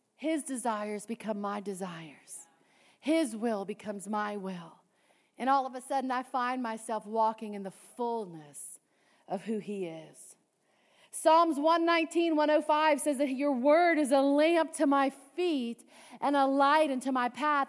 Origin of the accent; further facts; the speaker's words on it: Cajun, Louisiana, United States; I'm Cajun